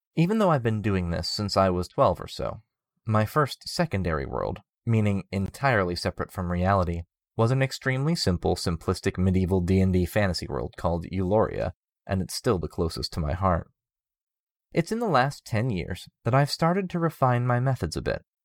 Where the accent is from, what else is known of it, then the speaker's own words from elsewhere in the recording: United States; as American citizens